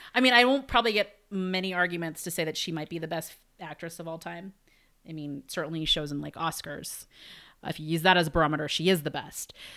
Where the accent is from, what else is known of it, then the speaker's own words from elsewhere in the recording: United States; growing up in America